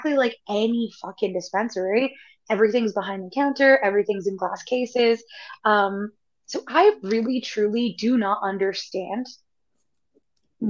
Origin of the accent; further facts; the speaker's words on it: Canada; I'm from Canada